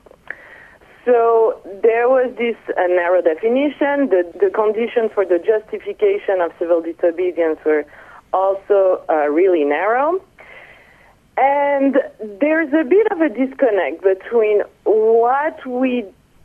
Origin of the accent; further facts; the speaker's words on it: Nice, Provence-Alpes-Côte d'Azur, France; moved away as an adult; also born or lived in Paris, France / Atlanta, United States / South Carolina, United States; now in Boston, United States; I'm French. I was born in Nice, and I studied philosophy in high school and then throughout my undergraduate